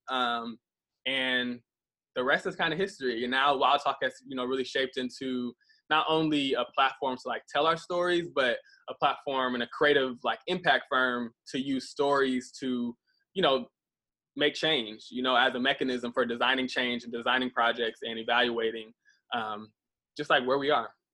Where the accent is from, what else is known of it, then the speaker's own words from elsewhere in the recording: Midwest, United States; moved away; also born or lived in Atlanta; growing up in the Midwest